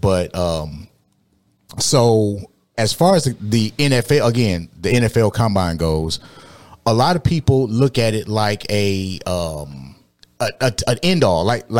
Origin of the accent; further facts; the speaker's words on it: Detroit, Michigan, United States; moved away as an adult; now in Houston, United States; I'm from Detroit. I'm from Michigan. So I'm used to the cold.